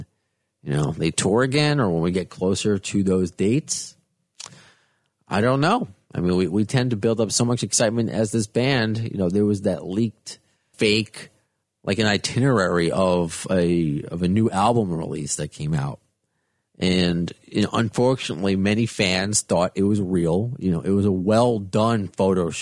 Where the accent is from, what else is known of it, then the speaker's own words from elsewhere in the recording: Baldwin, New York, United States; being from New York and growing up on Long Island